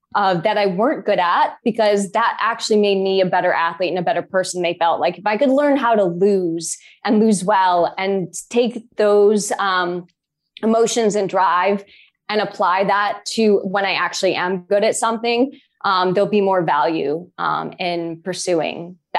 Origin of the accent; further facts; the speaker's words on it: Boulder, Colorado, United States; I grew up in Boulder, Colorado for the first 5 years of my life. And I grew up running up in the mountains and into the Flatiron Hills.